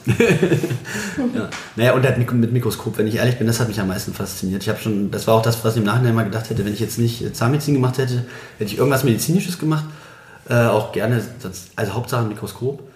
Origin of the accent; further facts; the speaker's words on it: Bitterfeld, Saxony-Anhalt, Germany; also born or lived in Berlin; now in Leipzig, Germany; bin ja Bitterfeld-Halle da so groß geworden